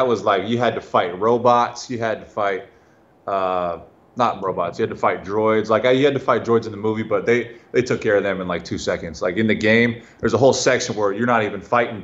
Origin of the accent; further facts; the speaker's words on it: Henderson, Nevada, United States; I was actually raised in Henderson, but I mean, I'm from Vegas.